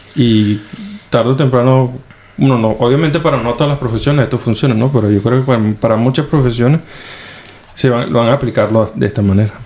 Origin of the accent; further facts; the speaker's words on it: Venezuela; moved away as an adult; now in Finland; me fui la primera vez de, de Venezuela